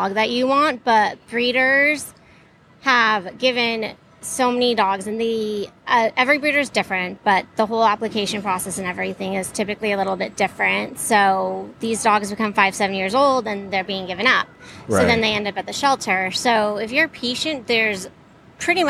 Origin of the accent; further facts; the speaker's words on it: California, United States; now in New York, United States; I'm originally from California